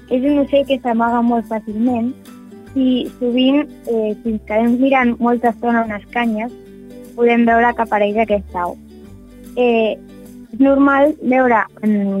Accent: Barcelona, Catalonia, Spain; now in L'Hospitalet de Llobregat, Spain; jo soc de Barcelona, bueno, visc a l'Hospitalet

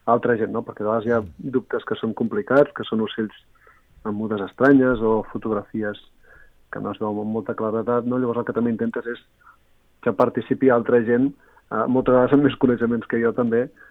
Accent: Reus, Catalonia, Spain; soc de Reus i faig alguna sortida aquí mateix a, a la ciutat

